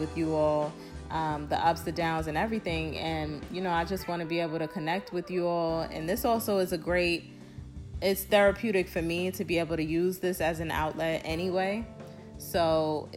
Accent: New York City, New York, United States; We are both from New York, but I reside in a different, I'm in Brooklyn, New York

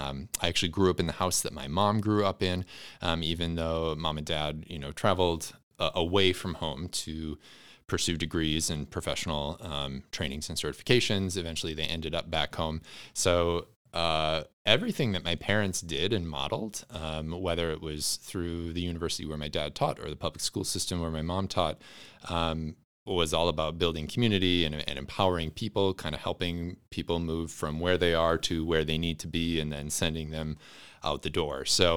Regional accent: Wisconsin, United States; Yeah, I grew up right at the intersection of rural and urban Wisconsin.

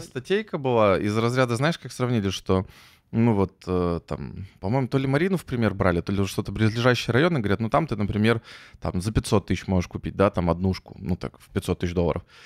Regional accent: Yekaterinburg, Sverdlovsk Oblast, Russia; now in Saint Petersburg, Russia; Я простой мужик из Екатеринбурга

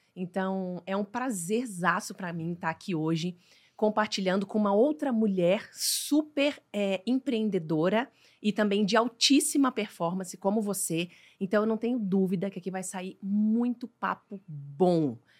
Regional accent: Diamantina, Minas Gerais, Brazil; moved away; eu sou mineira, de Diamantina, é uma cidade minúscula.

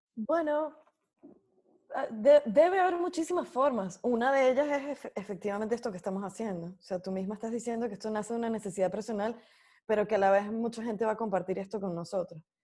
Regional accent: Venezuela; moved away as an adult; mi casa, el lugar donde yo nací

